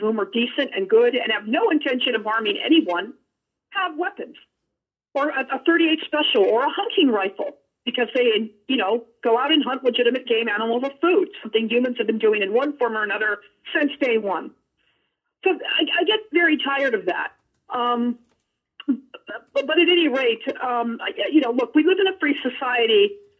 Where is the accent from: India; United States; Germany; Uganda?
United States; Nevada; Okay, I'm from Nevada, and my father was an amateur gunsmith and a member of the NRA.